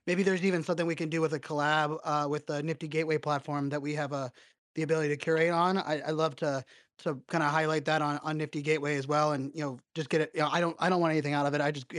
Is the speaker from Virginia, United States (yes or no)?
yes; Virginia Beach, Virginia, United States; I grew up here on Virginia Beach